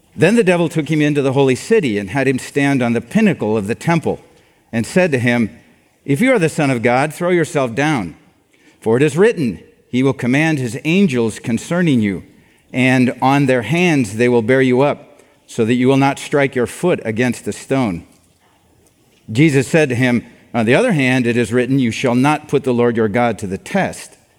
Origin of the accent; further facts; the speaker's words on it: Iowa, United States; I'm from Iowa